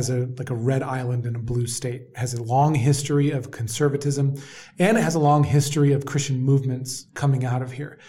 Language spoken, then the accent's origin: English; Orange County, California, United States; I grew up in churches in Orange County